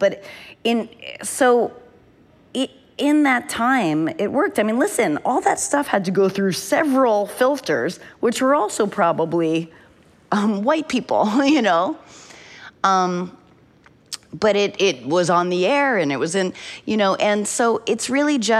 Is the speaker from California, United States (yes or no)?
no; New Hampshire, United States; growing up in New Hampshire